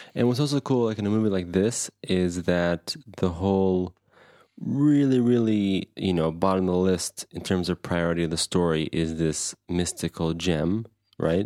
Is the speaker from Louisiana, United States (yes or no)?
no; Anderson, Indiana, United States; me and Phil, growing up in Anderson, Indiana